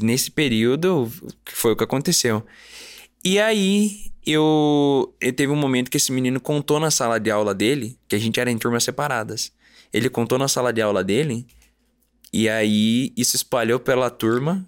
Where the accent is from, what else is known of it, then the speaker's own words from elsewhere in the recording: Curitiba, Paraná, Brazil; Eu nasci em Curitiba, Paraná.